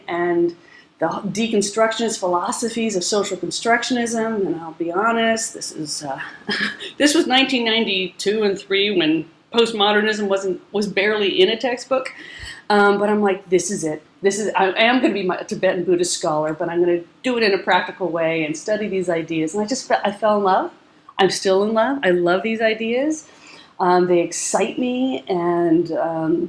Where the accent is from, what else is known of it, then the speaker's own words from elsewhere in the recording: Southern California, United States; moved away as an adult; also born or lived in Virginia / Washington / Texas; I grew up in Southern California